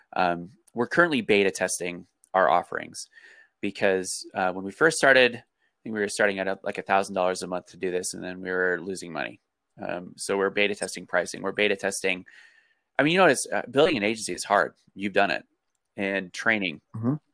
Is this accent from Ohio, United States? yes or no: no; Colorado, United States; I grew up in Colorado